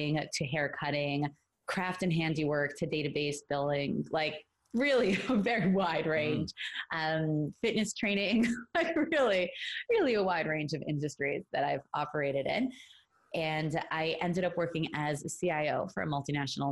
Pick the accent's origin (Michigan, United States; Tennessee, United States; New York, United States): New York, United States; New York City; moved away as an adult; now in Los Angeles, United States; I'm from Brooklyn, New York, originally. Now I'm living in Los Angeles, California. I spent the first 23 years of my life in New York